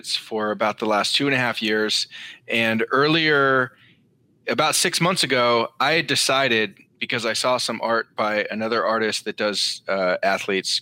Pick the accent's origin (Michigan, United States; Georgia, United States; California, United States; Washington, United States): California, United States; Marin County, north of San Francisco; now in New York, United States; I grew up in Marin County, north of San Francisco